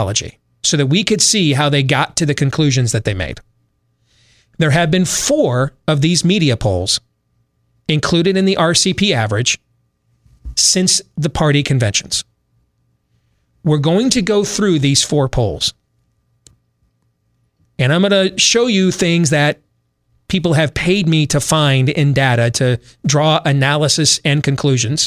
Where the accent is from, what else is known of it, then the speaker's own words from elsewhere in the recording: United States; I'm American.